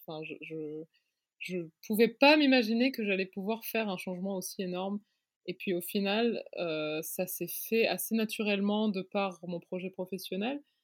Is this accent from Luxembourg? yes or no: yes; Luxembourg; moved away as an adult; also born or lived in Paris, France / New York, United States / London, United Kingdom / Beirut, Lebanon; je suis née, j'ai grandi au Luxembourg et je m'identifie quand même comme luxembourgeoise